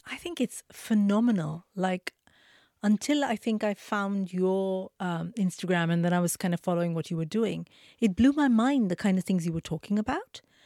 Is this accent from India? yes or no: yes; Mumbai, Maharashtra, India; now in United Kingdom; I grew up in Mumbai, very poor family, very, very traditional family.